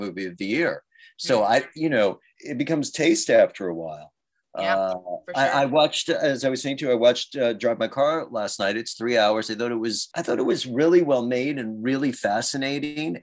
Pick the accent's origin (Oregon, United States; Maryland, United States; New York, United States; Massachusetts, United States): New York, United States; New York City; I'm a gay guy who likes musicals and I'm from New York City